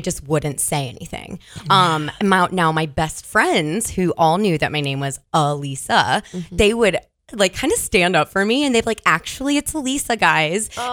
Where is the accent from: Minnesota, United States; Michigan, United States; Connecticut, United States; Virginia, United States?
Virginia, United States; Virginia Beach; moved away as an adult; now in Oregon, United States; I'm originally from Virginia Beach, Virginia so East Coaster.